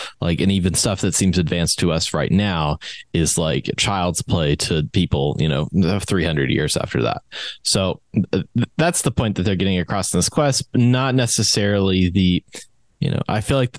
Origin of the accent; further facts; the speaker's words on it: West Virginia, United States; from West Virginia.